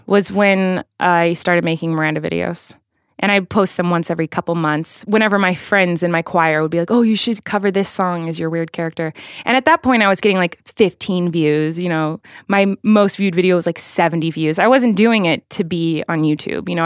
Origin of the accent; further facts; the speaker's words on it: Santa Barbara, California, United States; I was born in Santa Barbara, California in November